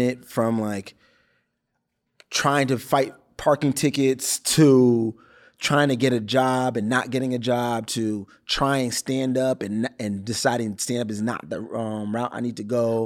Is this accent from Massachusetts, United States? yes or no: yes; Brockton, Massachusetts, United States; moved away as an adult; now in Los Angeles, United States; I shot in my hometown. I shot in Brockton